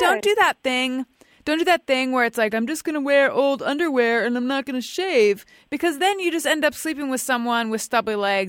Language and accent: English; Orange County, California, United States; moved away as an adult; also born or lived in New York; now in Los Angeles, United States; growing up in Orange County